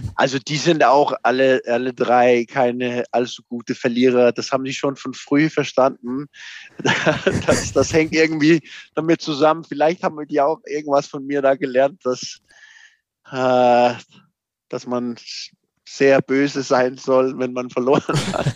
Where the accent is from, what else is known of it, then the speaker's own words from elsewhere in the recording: Copenhagen, Capital Region of Denmark, Denmark; German is a second language; moved away as an adult; now in Mainz, Germany; ich bin aufgewachsen in Kopenhagen